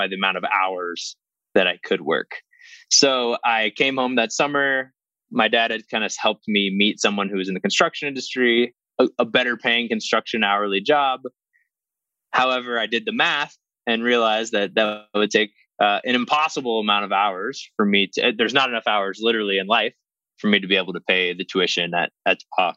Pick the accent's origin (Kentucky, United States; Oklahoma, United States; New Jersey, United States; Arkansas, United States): Oklahoma, United States; Tulsa; also born or lived in Atlanta, Georgia; I was born in Atlanta, Georgia, moved shortly thereafter, kind of around a few places, but really my family settled in Oklahoma, in the Tulsa area. Grew up pretty normal.